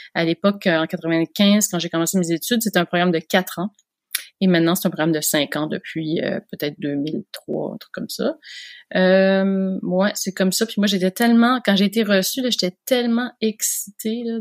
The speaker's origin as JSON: {"language": "French", "town": "Montreal", "region": "Quebec", "country": "Canada", "tie": "born or raised there", "moved": "yes", "said": "j'ai grandi à Montréal"}